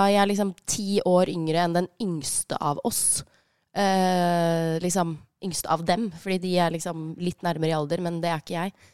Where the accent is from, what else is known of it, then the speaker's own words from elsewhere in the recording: Gjøvik, Innlandet, Norway; Jeg er fra Gjøvik. Vi, eh, vi, har lært å, vi lærte å kjøre tidlig, vi.